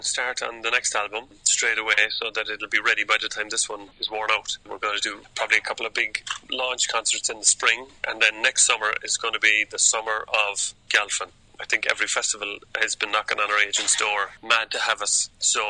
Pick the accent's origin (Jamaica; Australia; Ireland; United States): Ireland; County Cork, Munster; I'm from the Texas of Ireland. We're the biggest county. We were a people's republic for a very short time in 1922. We had our own currency, indeed. And we speak with a southern drawl, some might say.